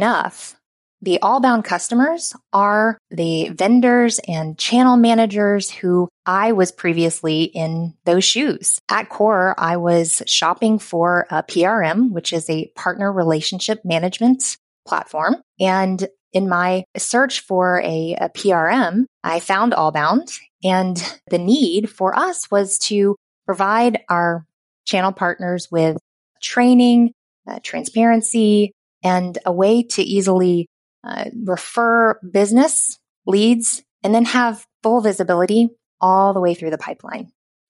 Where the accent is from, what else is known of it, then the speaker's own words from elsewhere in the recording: the South, United States; accent: Southern; I worked really hard not to have my Southern accent.